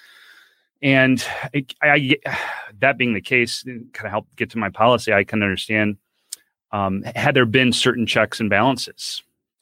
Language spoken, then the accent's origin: English; Grosse Pointe, Michigan, United States; I grew up, born and raised in Grosse Pointe, Michigan